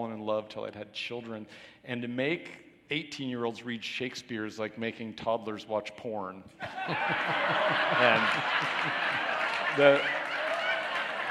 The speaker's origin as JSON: {"language": "English", "town": "Spokane", "region": "Washington", "country": "United States", "tie": "born or raised there", "said": "I live in my hometown"}